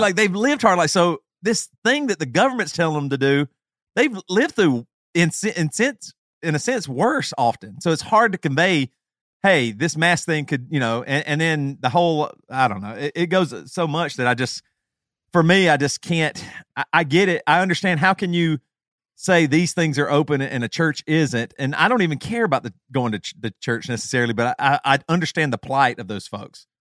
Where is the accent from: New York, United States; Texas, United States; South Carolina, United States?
South Carolina, United States; now in Champaign, United States; growing up in South Carolina